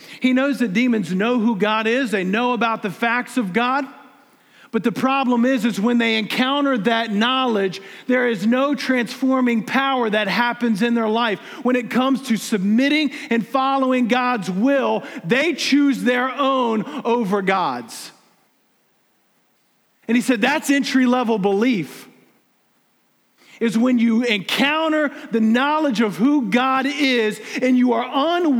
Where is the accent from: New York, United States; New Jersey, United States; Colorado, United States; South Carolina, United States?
South Carolina, United States; I'm from South Carolina. Look, don't get me wrong. I love South Carolina, man.